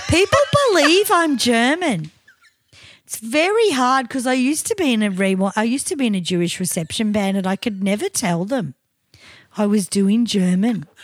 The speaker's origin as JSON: {"language": "English", "country": "Australia", "said": "we're Aussie"}